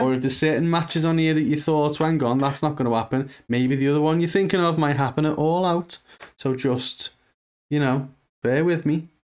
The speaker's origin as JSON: {"language": "English", "country": "United Kingdom", "said": "being British"}